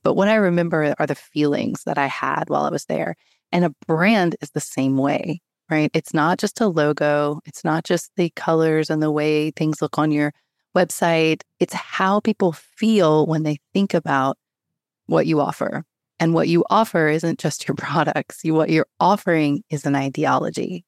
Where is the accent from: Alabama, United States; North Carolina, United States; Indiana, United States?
North Carolina, United States; High Point; I grew up in High Point, North Carolina, which is the home of home furnishings